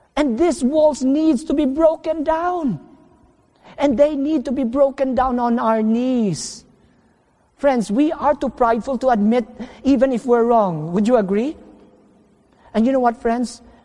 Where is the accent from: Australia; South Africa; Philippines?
Philippines; home meaning in the Philippines for two months, and home in my hometown for only two weeks